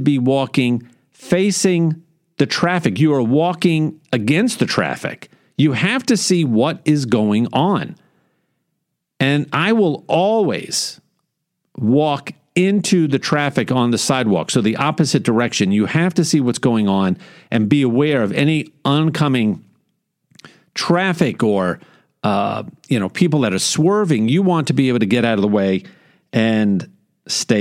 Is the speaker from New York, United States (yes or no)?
yes; New York, United States; now in Houston, United States; growing up in New York